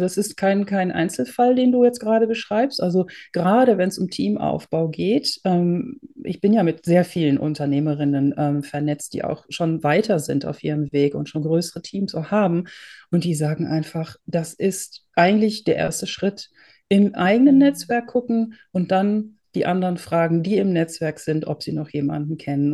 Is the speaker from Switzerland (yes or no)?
no; Netherlands; also born or lived in Germany; now in Austria; Ich bin geborene Holländerin, habe viele Jahre in Deutschland gewohnt und lebe jetzt im schönen Österreich in den Bergen